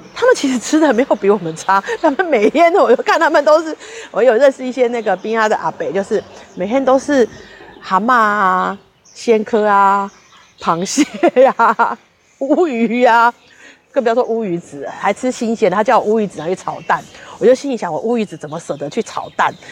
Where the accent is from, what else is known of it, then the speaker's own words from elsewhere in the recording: Yonghe, New Taipei, Taiwan; moved away as an adult; now in Yunlin, Taiwan; 我是永和，台北，新北来的